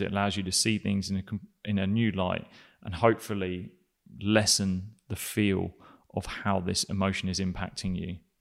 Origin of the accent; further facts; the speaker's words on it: England, United Kingdom; I'm an Englishman